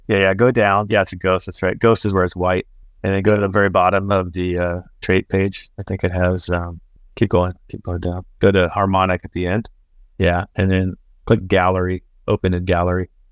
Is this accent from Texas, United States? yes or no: yes; Texas, United States; I grew up in Texas